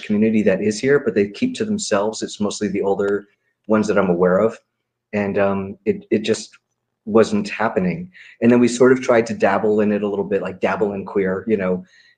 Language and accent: English; New York City, New York, United States; moved away as an adult; now in Glendale, United States; I've lived in Glendale over 20 years and I'm from New York City.